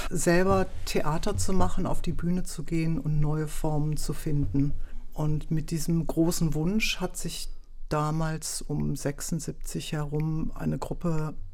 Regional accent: Wuppertal, North Rhine-Westphalia, Germany; moved away as an adult; now in Berlin, Germany; Nee, ich komme ursprünglich aus Wuppertal

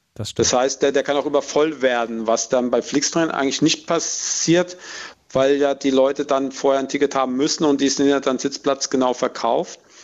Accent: village near Aschaffenburg, Bavaria, Germany; in mein Heimatdorf

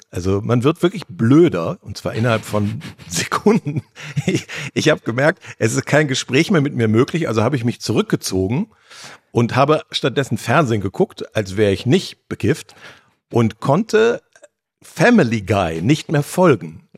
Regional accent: North Rhine-Westphalia, Germany; als Ostwestfale

